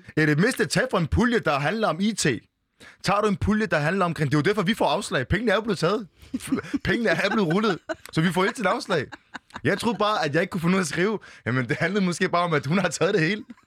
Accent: Bolsmose, Funen, Southern Denmark, Denmark; now in Copenhagen, Denmark; jeg er født i Bolsmose

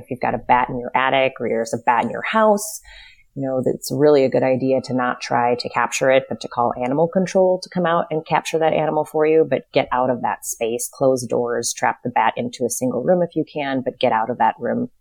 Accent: North Dakota, United States; moved away as an adult; also born or lived in Lafayette, Indiana / Chicago; I was raised in North Dakota, pretty small town

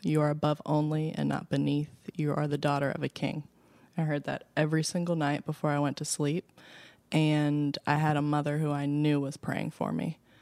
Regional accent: Baltimore, Maryland, United States; West Baltimore, born and raised on the playground

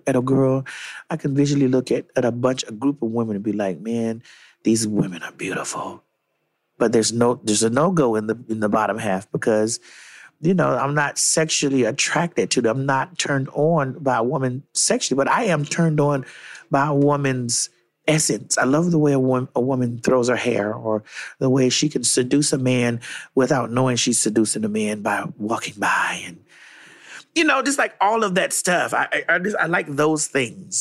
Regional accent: Miami, Florida, United States; I'm from Miami

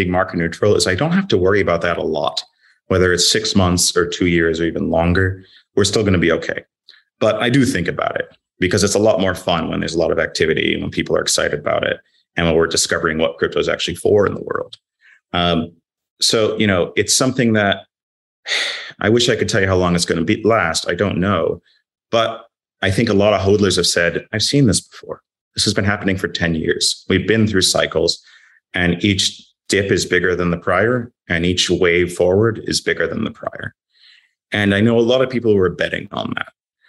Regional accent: London, United Kingdom; now in -; But as you said, I'm a Londoner. I want things to get back to normal.

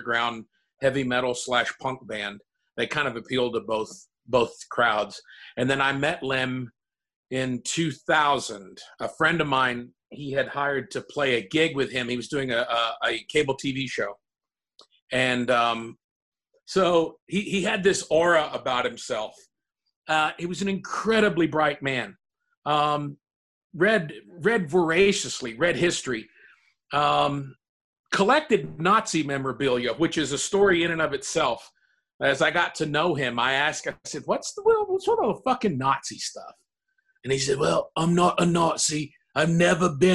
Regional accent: United States; being an American

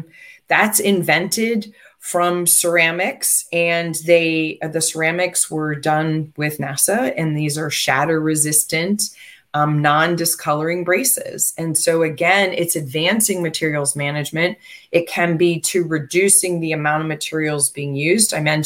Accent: United States; but then again, I'm American. And I've lived most of my life here

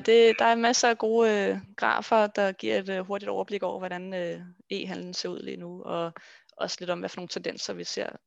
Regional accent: Denmark

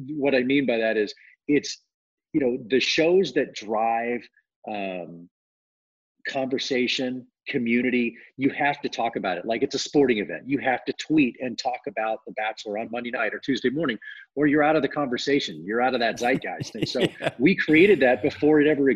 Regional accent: Dallas, Texas, United States; moved away as an adult; now in Los Angeles, United States; We didn't have any money growing up in Dallas

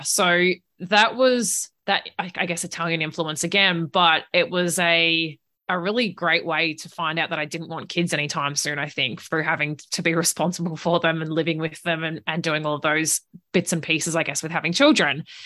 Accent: regional Victoria, Australia; accent: Australian; moved away as an adult; also born or lived in Italy; now in New Zealand; home was about two hours north of Melbourne in regional Victoria. So I grew up on a farm there

